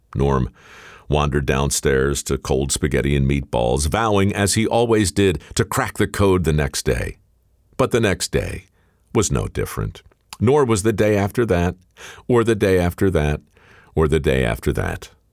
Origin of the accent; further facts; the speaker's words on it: Baltimore, Maryland, United States; moved away; here in my hometown, Baltimore, Maryland